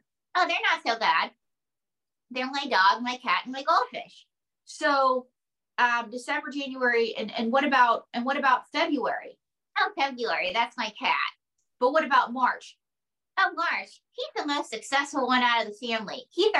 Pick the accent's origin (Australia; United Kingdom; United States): United States; Pocatello, Idaho; I'm from Pocatello, Idaho.